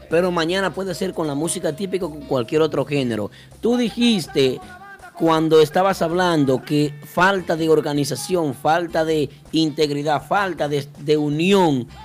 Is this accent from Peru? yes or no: no; Dominican Republic; eso somos dominicanos.